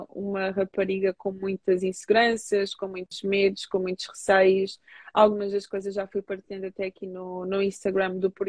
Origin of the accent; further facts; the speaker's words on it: Portugal; also born or lived in Angola; porque eu sou portuguesa, sou angolana, tenho uma cor assim que não sou nem branca nem sou negra